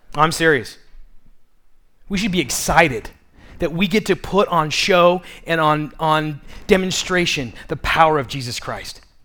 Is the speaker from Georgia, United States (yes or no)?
no; Tucson, Arizona, United States; I grew up in Midtown